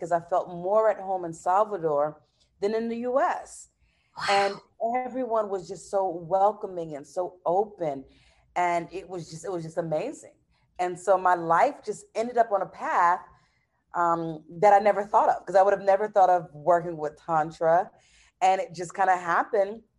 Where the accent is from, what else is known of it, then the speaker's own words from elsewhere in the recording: New York City, New York, United States; also born or lived in Gaithersburg, Maryland; now in Brazil; I'm American, so I was born in New York, in Brooklyn, New York, to Haitian parents, and I've been living in Brazil 10 years now.